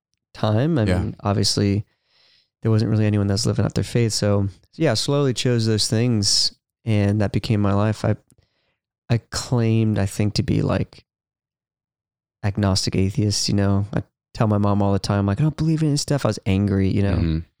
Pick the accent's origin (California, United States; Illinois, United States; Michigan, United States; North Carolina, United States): California, United States; Ventura; Yeah, I'm from Ventura, California.